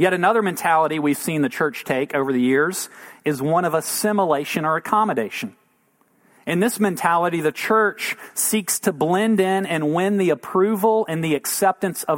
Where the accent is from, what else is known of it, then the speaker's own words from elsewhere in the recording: United States; we're American